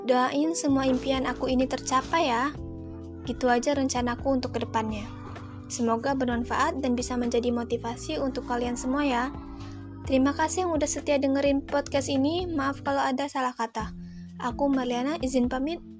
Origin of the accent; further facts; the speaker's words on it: Bandar Lampung, Lampung, Indonesia; asal aku dari kota Bandar Lampung.